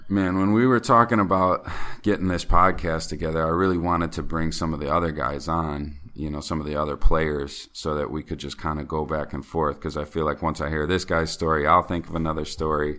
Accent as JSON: {"language": "English", "town": "Chicago", "region": "Illinois", "country": "United States", "moved": "as an adult", "lives_now": "China", "said": "I'm from Chicago"}